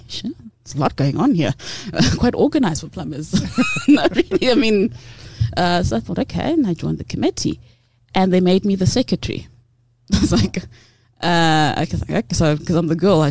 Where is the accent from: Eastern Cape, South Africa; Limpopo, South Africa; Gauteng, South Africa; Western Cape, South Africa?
Western Cape, South Africa; Cape Town; moved away; also born or lived in Transkei / Butterworth; I'm from the Transkei originally. I know I don't sound like it. I grew up in Cape Town